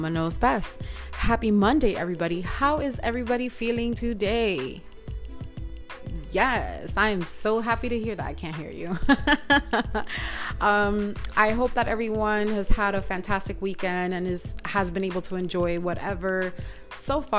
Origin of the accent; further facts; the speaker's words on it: New York City, New York, United States; I grew up in Washington Heights, in the 90s